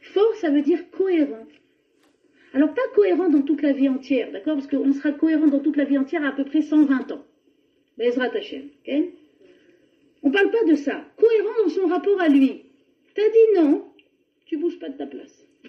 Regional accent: France; on est français, on vient de France

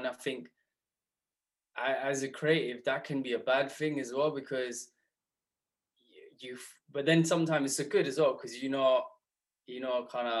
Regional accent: Southall, London, United Kingdom; growing up in Southall, as you know, surrounded by the old community.

